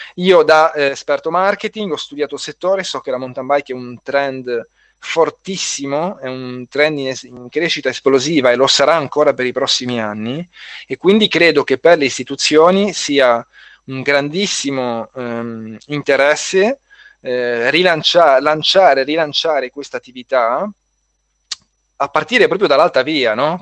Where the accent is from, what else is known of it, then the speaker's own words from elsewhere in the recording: Genoa, Liguria, Italy; io sono di Genova